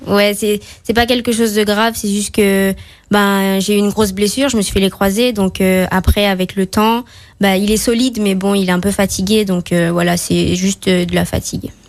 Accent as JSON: {"language": "French", "town": "Fort-de-France", "country": "Martinique", "tie": "born or raised there", "also_born_or_lived": "Balata, Martinique", "moved": "yes", "lives_now": "Saint-Étienne, France", "said": "je suis née à Fort-de-France. j'ai vécu à Balata, et et en ce moment, j'habite à Tartane"}